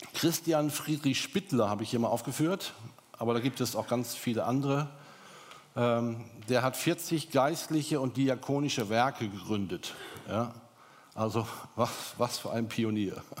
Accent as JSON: {"language": "German", "country": "Germany", "said": "bei uns in Deutschland"}